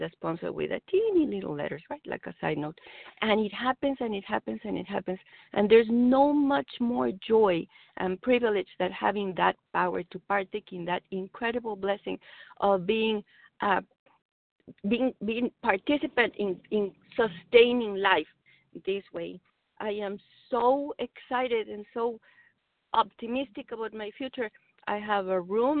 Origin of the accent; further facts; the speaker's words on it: Mexico; English is a second language; moved away; I'm a Mexican immigrant